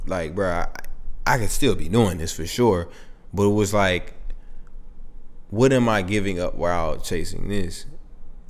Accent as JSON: {"language": "English", "town": "Lovejoy", "region": "Georgia", "country": "United States", "tie": "born or raised there", "also_born_or_lived": "Eagles Landing, Georgia", "said": "growing up in Lovejoy, and then going to Eagles Landing"}